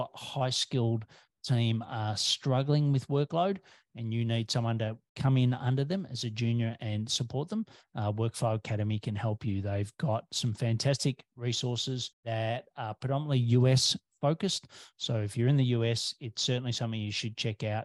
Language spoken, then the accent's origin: English; Australia